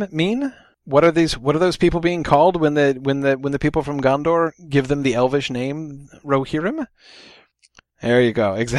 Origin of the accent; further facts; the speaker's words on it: New Hampshire, United States; I'm from New Hampshire